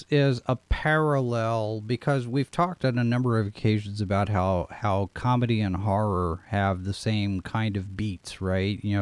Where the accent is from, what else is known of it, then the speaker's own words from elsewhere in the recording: Texas, United States; my fellow radio students were surprised to learn that I was from Texas because you don't sound like you're from Texas.